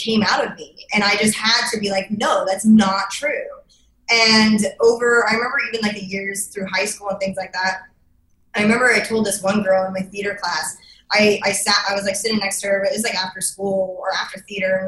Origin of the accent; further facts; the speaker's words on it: Idaho, United States; I'm from Idaho. I was like the only girl in my school with a mohawk